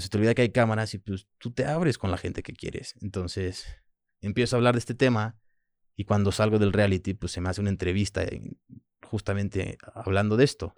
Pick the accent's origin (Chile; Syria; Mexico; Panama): Mexico; Manzanillo, Colima; first language French; Spanish is a second language; also born or lived in Puerto Vallarta, Mexico / France; mi primer idioma es francés, este, cuando llego a México no hablo español, llego a vivir a Manzanillo con mi abuela y su pareja en ese momento, y estuve con ellos hasta los 10 años